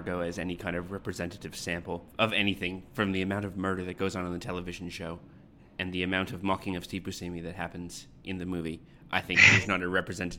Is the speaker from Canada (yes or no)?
yes; Canada; now in Australia; being a former Canadian, current Australian